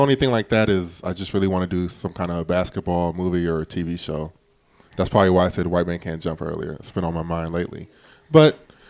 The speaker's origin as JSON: {"language": "English", "region": "Indiana", "country": "United States", "said": "I'm from Indiana."}